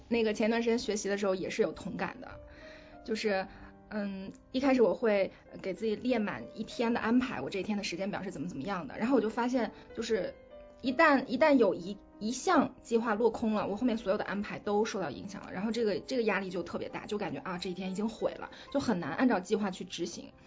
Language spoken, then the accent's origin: Chinese; China; 我们中国人